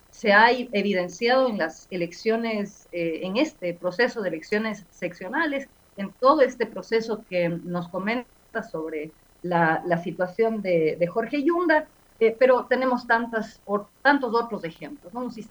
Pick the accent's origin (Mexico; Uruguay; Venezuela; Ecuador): Ecuador; Yo creo que tenemos que, como ecuatorianos y ecuatorianas, plantearnos por qué los recursos del, eh, de del Consejo Nacional Electoral